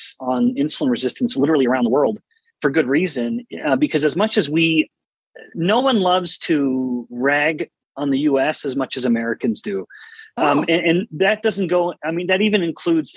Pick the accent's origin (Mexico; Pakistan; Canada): Canada; now in United States; I'm originally from Canada, born and raised